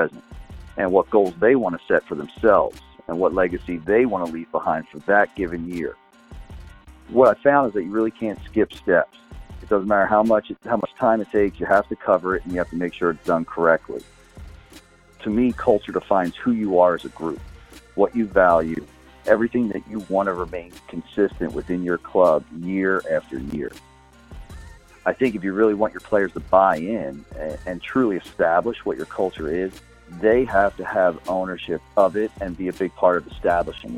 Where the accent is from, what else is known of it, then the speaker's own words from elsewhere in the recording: suburbs outside Philadelphia, Pennsylvania, United States; I grew up in suburbs outside Philadelphia